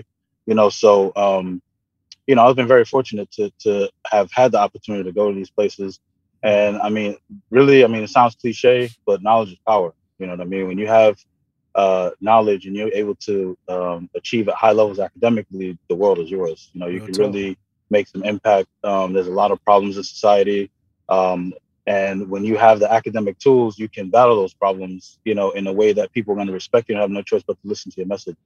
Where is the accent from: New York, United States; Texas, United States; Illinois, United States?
New York, United States; New York City; I grew up in Brooklyn